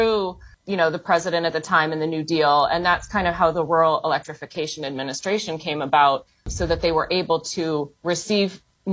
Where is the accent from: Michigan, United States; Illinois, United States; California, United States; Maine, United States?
Illinois, United States; just outside of Chicago; moved away as an adult; also born or lived in Ohio; now in Washington, D.C., United States; I grew up just outside of Chicago, just north of the city.